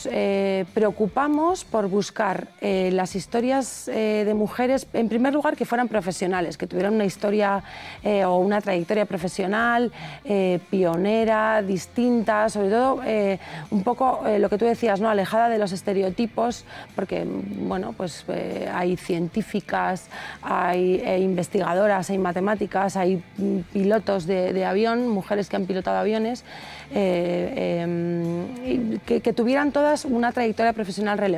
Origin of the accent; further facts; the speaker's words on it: Madrid, Community of Madrid, Spain; somos madrileños, sí.